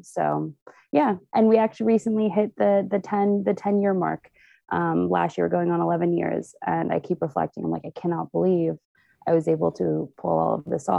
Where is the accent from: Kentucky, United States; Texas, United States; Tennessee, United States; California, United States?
California, United States; West Hollywood; also born or lived in Santa Monica; So I am born and raised in Los Angeles. I was born in Santa Monica, raised in West Hollywood. And I've also bounced around a lot throughout my life.